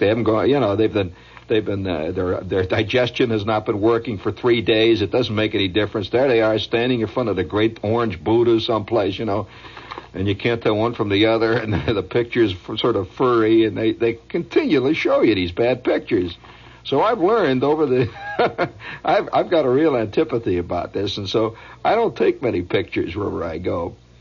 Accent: United States; being an American

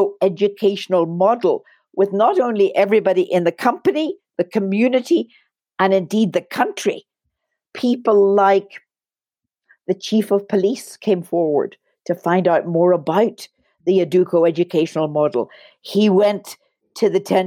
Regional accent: Belfast, Northern Ireland, United Kingdom; moved away; also born or lived in Belize; I was born in Belfast, Northern Ireland

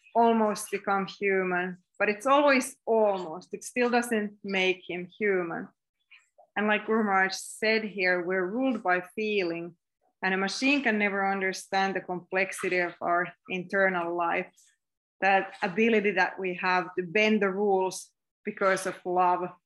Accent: Finland; accent: Finnish; English is a second language; my weird Finnish accent

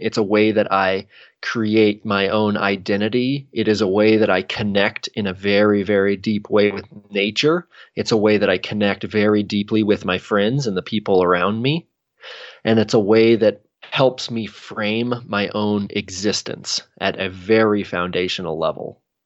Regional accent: Redmond, Oregon, United States; also born or lived in Bend, Oregon; I grew up in Redmond, Oregon

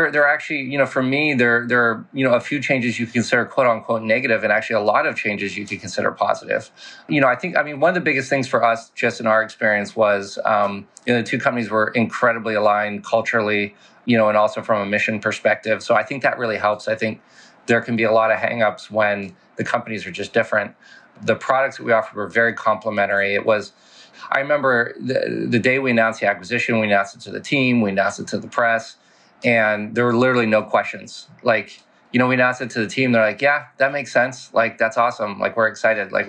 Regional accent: Casablanca, Casablanca-Settat, Morocco; also born or lived in France / Paris; as you mentioned, I was born in France. Um, I lived there for seven years before our family moved to Morocco to Casablanca. Uh, so went from Paris to Casablanca. Lived there for eleven years.

